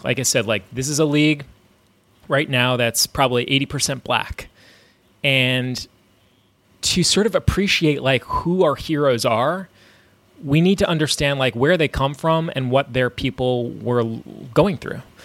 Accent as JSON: {"language": "English", "region": "New York", "country": "United States", "tie": "born or raised there", "said": "growing up in New York"}